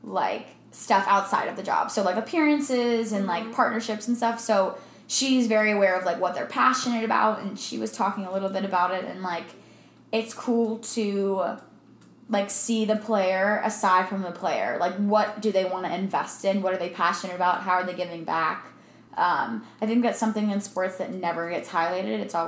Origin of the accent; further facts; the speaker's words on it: Maryland, United States; now in Arizona, United States; I'm from Maryland